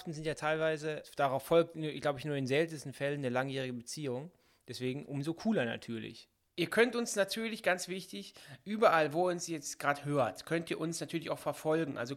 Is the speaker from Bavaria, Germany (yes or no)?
no; North Rhine-Westphalia, Germany; Karneval heißt es bei uns in Nordrhein-Westfalen.